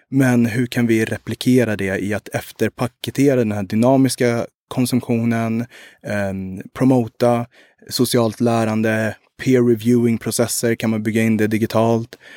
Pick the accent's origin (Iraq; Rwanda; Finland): Rwanda; also born or lived in Uganda; Eh, jag kommer både från Rwanda och Uganda, eh, men har mycket intressen och är nere mycket i Rwanda och vill, vill göra mycket där också.